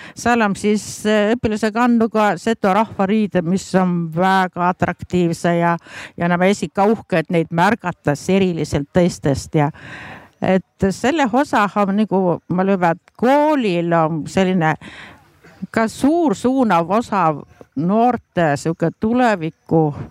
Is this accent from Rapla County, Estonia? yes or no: no; Värska, Põlva County, Estonia; olen Värskast pärit, olen seto ja olen Setomaal senini ka elanud